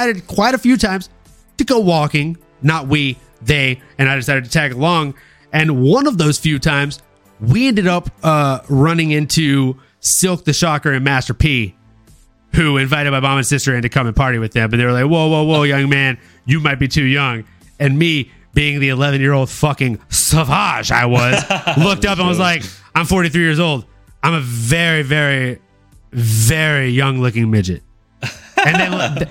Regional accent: Louisiana, United States; moved away as an adult; now in San Jose, United States; Growing up in Louisiana

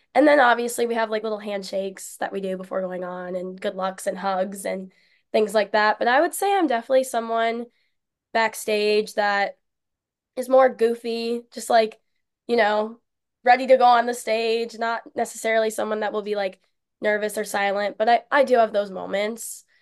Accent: Melbourne, Florida, United States; moved away as an adult; now in Minnesota, United States; I started it at my hometown studio, Dance Mania All Stars in Milburn, Florida

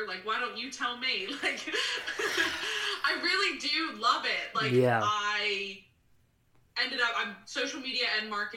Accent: Philadelphia, Pennsylvania, United States; moved away as an adult; also born or lived in Peoria; now in Richmond, United States; I was home in Philadelphia, and I, to get through COVID, I like did some freelance work, but I worked at Starbucks

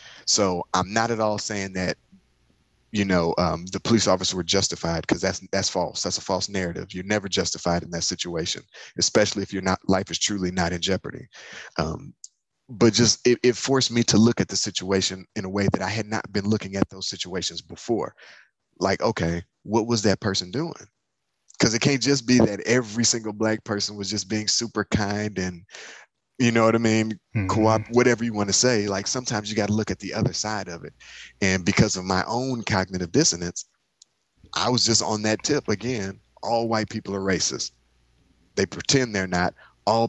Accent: Michigan, United States; I'm from Michigan

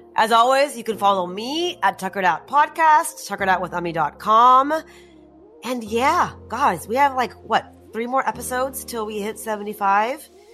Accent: United States; I was growing up in the States

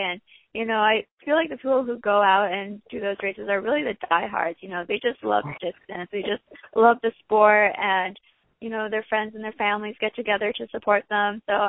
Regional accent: Honokaa, Hawaii, United States; also born or lived in Hilo, Hawaii; Yeah, I graduated high school from Hanukkah.

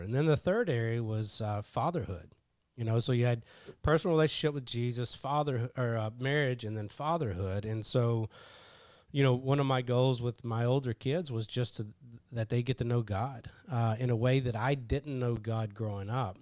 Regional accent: Kentucky, United States; I grew up in Kentucky

